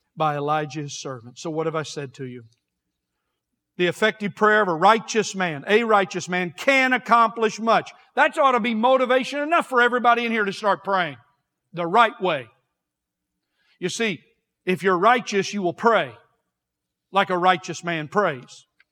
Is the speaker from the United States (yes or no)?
yes; United States; We're American Christians